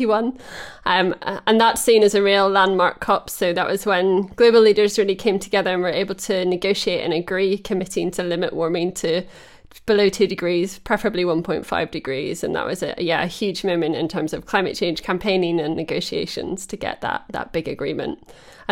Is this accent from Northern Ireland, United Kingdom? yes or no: yes; Holywood, Northern Ireland, United Kingdom; also born or lived in England; now in Teddington, United Kingdom; my hometown in Northern Ireland